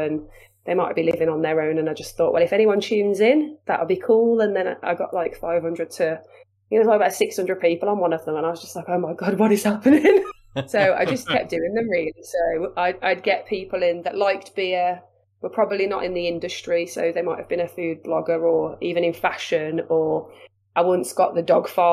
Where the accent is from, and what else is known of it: Wolverhampton, West Midlands, United Kingdom; accent: Wolverhampton/Black Country